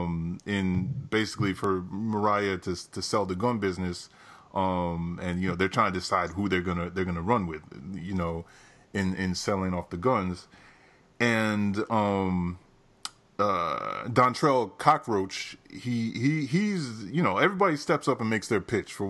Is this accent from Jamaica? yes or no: yes; Jamaica; as a Jamaican myself